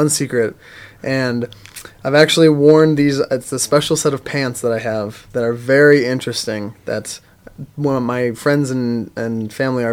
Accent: Wisconsin, United States; moved away; I'm from Wisconsin originally

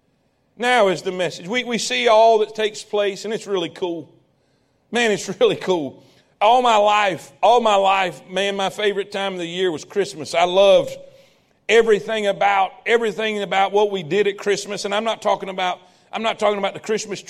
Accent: South Florida, United States; I grew up in South Florida

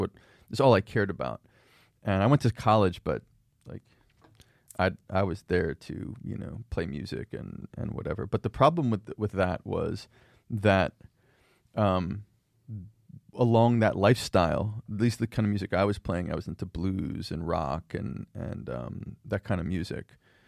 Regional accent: Philadelphia, Pennsylvania, United States; And my dad's sort of secular, like Seinfeld Jewish, you know, that. And so We grew up around Philadelphia.

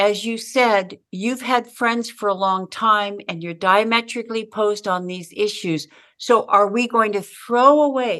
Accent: Southern California, United States; I grew up in Southern California

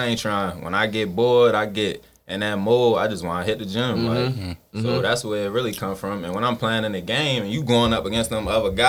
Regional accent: Baltimore, Maryland, United States; Like I come from Gilmore Homes. Mm-hmm. I moved down Empson Avenue. Like I've been around the city. I moved over east down the hill. So mm-hmm. I've been mm-hmm. living all over Baltimore trenches.

